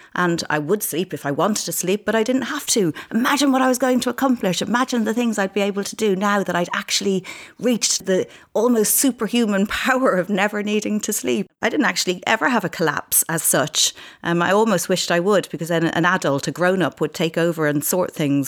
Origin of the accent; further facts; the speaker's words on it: Ireland; I'm Irish